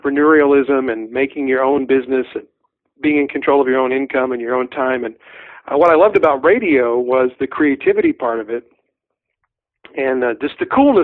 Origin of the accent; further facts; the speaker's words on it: Southeast, United States; moved away as an adult; also born or lived in Kentucky / Tennessee / Virginia; now in Spokane, United States; I was born and raised in the Southeast, Kentucky, Tennessee, and Virginia